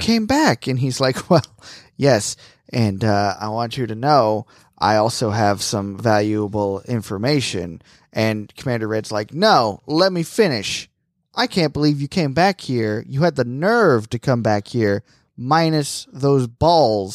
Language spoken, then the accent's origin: English; Florida, United States; moved away; also born or lived in North Carolina; I'm from Florida.